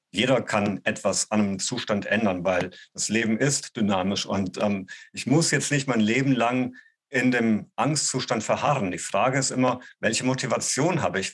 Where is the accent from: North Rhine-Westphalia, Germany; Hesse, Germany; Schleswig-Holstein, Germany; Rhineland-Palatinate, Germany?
Hesse, Germany; Gießen; moved away; also born or lived in Bonn; an der Volkshochschule in Gießen, die Stadt, wo ich herkomme